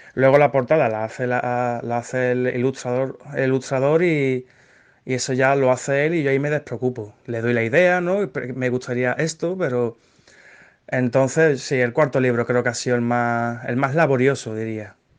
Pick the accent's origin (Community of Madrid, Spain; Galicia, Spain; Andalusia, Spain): Andalusia, Spain; Seville; Soy, soy de Sevilla